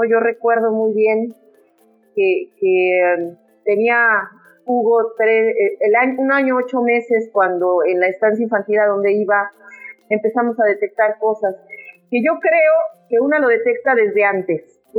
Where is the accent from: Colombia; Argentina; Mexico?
Mexico; Mexico City; moved away as an adult; now in Mérida, Mexico; Llevo radicando en, en Mérida cuatro años, siete meses. Soy originaria de la Ciudad de México